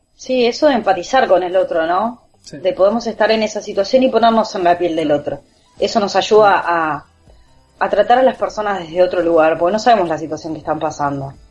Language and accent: Spanish; Uruguay; somos uruguayos